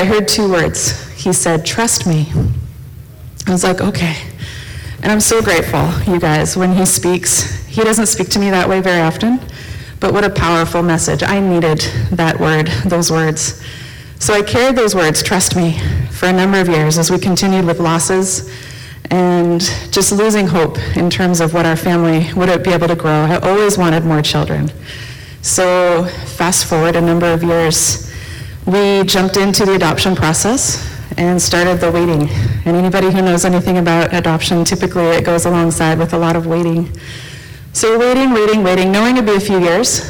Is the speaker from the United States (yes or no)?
yes; United States; moved away as an adult; also born or lived in East and Central Africa; now in Red Deer, Canada; I'm originally from the States